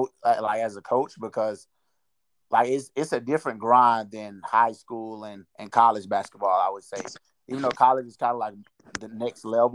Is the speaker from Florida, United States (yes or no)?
yes; Madison County, Florida, United States; also born or lived in Tallahassee, Florida; I was born in Tallahassee, Florida, but I moved to Madison County, Florida. It's a small town about 30 minutes west of Tallahassee.